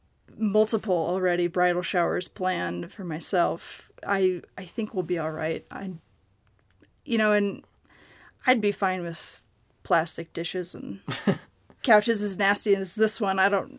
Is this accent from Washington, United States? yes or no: yes; Seattle, Washington, United States; moved away; I'm originally from Seattle, Washington